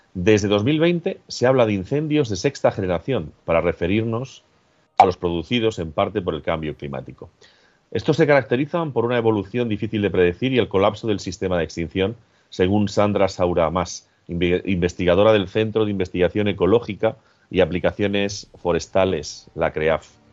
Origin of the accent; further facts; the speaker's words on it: Agudo, Castilla-La Mancha, Spain; mi pueblo, con Agudo